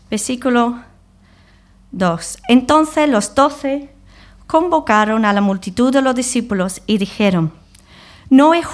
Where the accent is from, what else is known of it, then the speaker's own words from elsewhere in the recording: England, United Kingdom; Spanish is a second language; now in Spain; Yo llevo 20 años aquí. Tengo costumbres españoles. Soy inglesa.